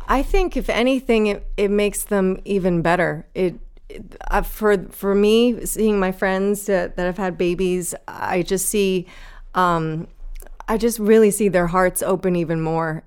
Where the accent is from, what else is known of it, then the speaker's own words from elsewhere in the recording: New Jersey, United States; also born or lived in Manhattan, New York City; I was born there in, in Manhattan, and I, I lived there until I was ten, and then we moved to North Jersey, to New Jersey